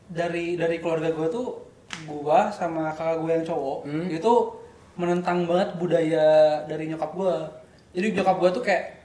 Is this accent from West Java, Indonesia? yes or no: yes; West Java, Indonesia; kalau gue sebagai orang Sunda gitu ya